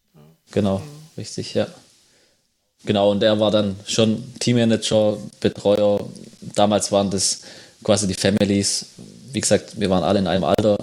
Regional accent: home village near Braunschweig, Lower Saxony, Germany; bei uns zwei Kilometer von unserem oder von meinem Heimatdorf entfernt

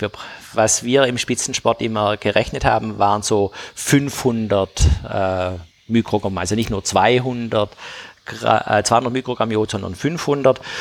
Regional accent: Tübingen, Baden-Württemberg, Germany; ich komme ja aus Tübingen

